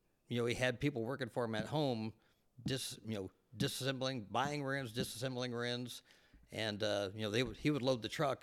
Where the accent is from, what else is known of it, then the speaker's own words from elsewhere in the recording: Yorba Linda, California, United States; also born or lived in Anaheim, California; raced back to Anaheim to the hospital for me to be born after a sprint car race, on July 31st, 1960. And, even then, I remember going to the sprint car races even after we moved from Anaheim out to Yorba Linda.